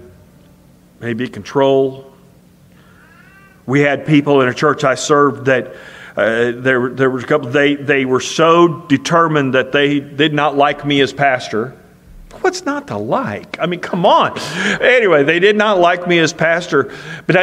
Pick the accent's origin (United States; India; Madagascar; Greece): United States; Marceline, Missouri; moved away as an adult; my hometown of Marceline, Missouri